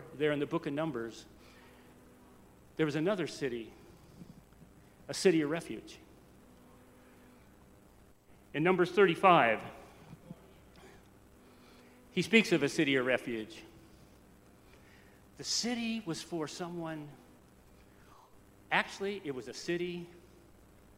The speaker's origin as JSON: {"language": "English", "region": "Wyoming", "country": "United States", "also_born_or_lived": "Houston, Texas / West Oakland, California", "moved": "yes", "said": "a Wyoming boy going from gravy and rice and Jesus Christ to the projects"}